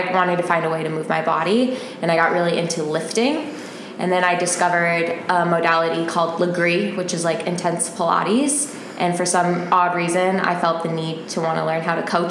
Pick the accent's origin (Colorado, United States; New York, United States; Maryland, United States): Colorado, United States; Denver; moved away as an adult; now in Arizona, United States; I'm from Denver, Colorado. I lived there for all of my life. I moved out here when I was 25